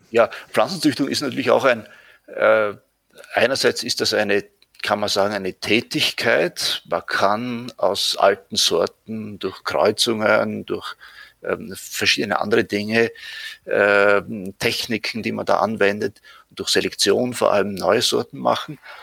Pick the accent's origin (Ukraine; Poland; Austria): Austria; Leibnitz, Styria; now in Vienna, Austria; ich bin in der Südsteiermark geboren